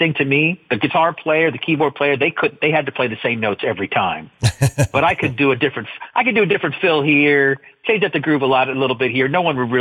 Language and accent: English; Los Angeles, California, United States; moved away as an adult; now in Fort Wayne, United States; being raised and born and raised in Southern California